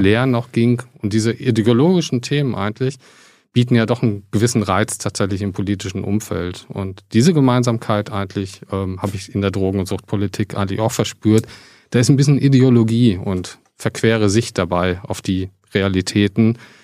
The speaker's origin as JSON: {"language": "German", "area": "near Paderborn", "region": "North Rhine-Westphalia", "country": "Germany", "tie": "born or raised there", "moved": "yes", "lives_now": "Berlin, Germany", "said": "aufgewachsen in, in der Nähe von Paderborn"}